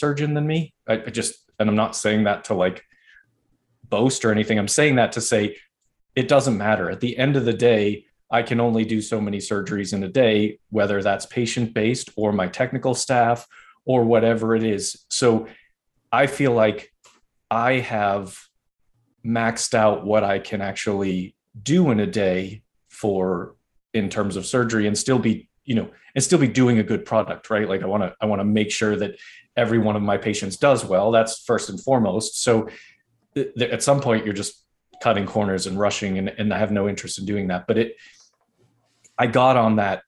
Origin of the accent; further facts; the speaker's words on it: Northeast, United States; I'm from the Northeast